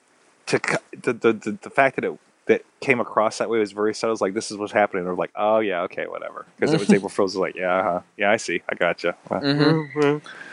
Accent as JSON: {"language": "English", "region": "Northern Indiana", "country": "United States", "tie": "born or raised there", "moved": "yes", "lives_now": "Tuscaloosa, United States", "said": "I grew up in Northern Indiana."}